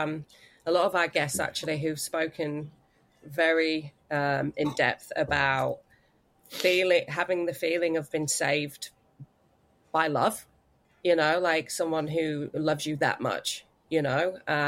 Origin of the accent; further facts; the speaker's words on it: United Kingdom; moved away as an adult; now in Australia; We're British, but we've immigrated to this wonderful country.